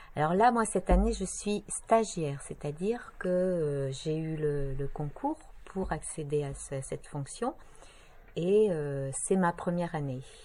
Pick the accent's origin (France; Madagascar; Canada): France; north of France; moved away as an adult; also born or lived in Brest, Brittany; now in Bohain-en-Vermandois, France; Alors, je suis originaire du nord de la France, mais pas de Picardie